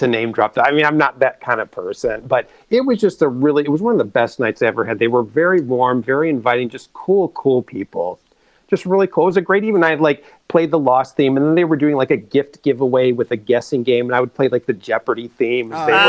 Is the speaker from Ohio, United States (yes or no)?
yes; Cleveland, Ohio, United States; moved away; I'm from Cleveland, Ohio.